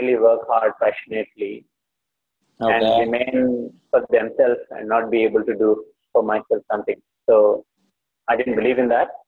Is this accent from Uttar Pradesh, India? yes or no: no; Hyderabad, Telangana, India; moved away; I come from Hyderabad